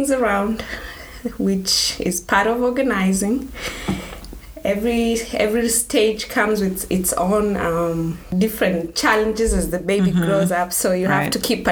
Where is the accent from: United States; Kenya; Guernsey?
Kenya; Nairobi; moved away as an adult; I was born and raised in Nairobi, Kenya. So I moved here when I was 21 years old.